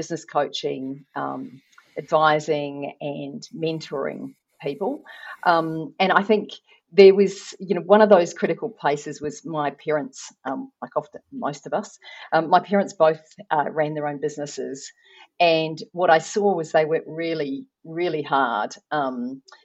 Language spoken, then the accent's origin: English; New Zealand; I'm not Australian. I am from New Zealand